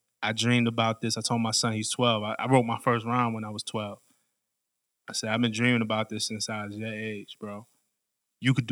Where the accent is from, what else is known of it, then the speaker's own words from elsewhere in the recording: New York City, New York, United States; I grew up in Flatbush, Brooklyn